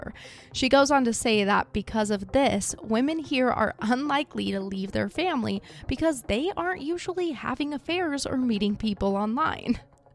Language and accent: English; Idaho Falls, Idaho, United States; here in my hometown.